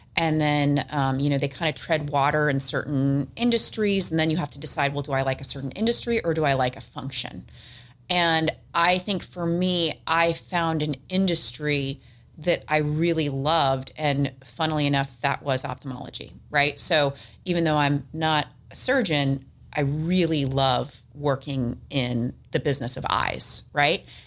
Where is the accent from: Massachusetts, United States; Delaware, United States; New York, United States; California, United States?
California, United States; San Diego; I'm from San Diego, born and raised